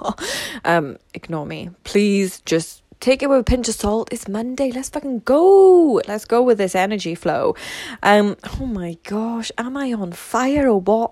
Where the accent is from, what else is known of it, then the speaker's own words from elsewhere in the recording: Wales, United Kingdom; I'm Welsh, so I live in Wales